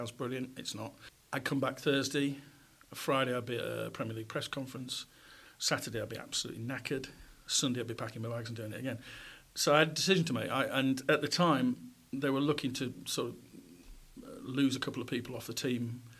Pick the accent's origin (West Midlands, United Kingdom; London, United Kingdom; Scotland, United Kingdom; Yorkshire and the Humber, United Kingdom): Yorkshire and the Humber, United Kingdom; Goole; I grew up in pit villages um, in South Yorkshire. I was born in Goole. We moved around pit villages with my dad's job